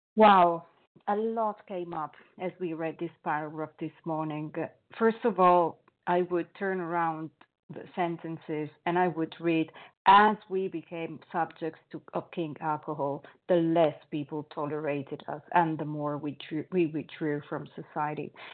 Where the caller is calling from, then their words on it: Paris, Île-de-France, France; I'm calling from Paris, France.